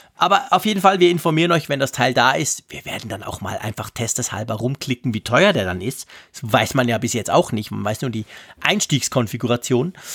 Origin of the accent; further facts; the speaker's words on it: Switzerland; als Schweizer